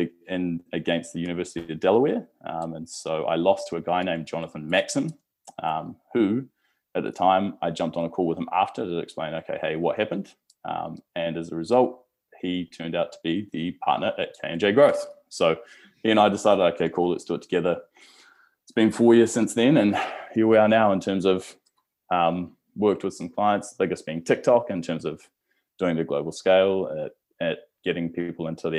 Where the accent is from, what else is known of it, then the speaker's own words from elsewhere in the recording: Clyde, Otago, New Zealand; also born or lived in Southport, Gold Coast, Queensland, Australia; moved over to a place called Clyde when I was 10 years old, which is in central Otago, so a very, very small town, I think maybe now like population of 1,200. Grew up there